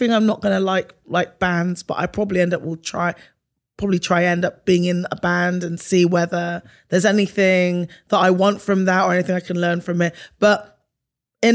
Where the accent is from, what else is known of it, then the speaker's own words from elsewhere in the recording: Bristol, South West England, United Kingdom; moved away as an adult; now in California, United States; I was born in Bristol in the UK, to a Bajan mother and a Ghanaian father